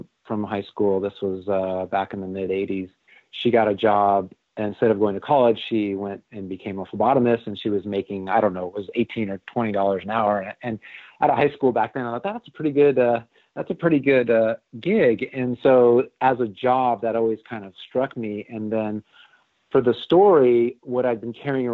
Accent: Southern California, United States; It was for a store in Southern California called Gemco

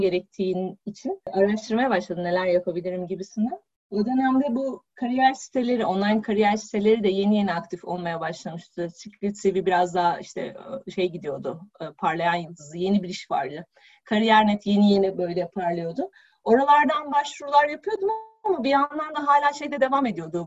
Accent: Balıkesir, Turkey; moved away as an adult; also born or lived in Istanbul; Ben Balıkesirliyim üniversite sebebiyle İstanbul'a geldim

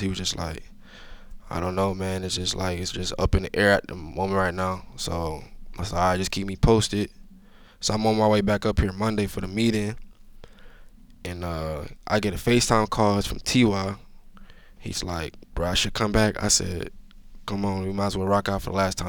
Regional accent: Georgia, United States; moved away; I'm from Georgia

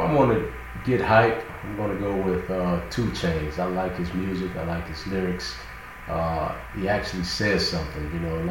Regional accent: Miami, Florida, United States; Born and raised in Miami. So, you know, it's right there across the bridge from Miami Beach.

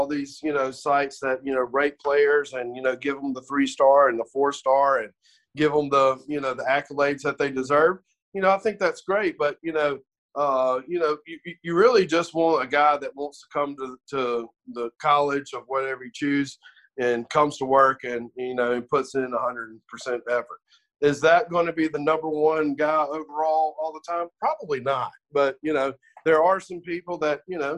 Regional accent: Mississippi, United States; born and bred in Mississippi

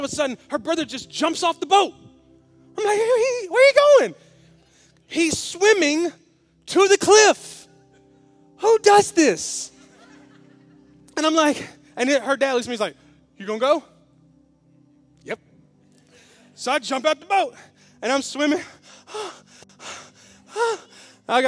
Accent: Memphis, Tennessee, United States; I'm from Memphis, so I was kind of grew up in the hood

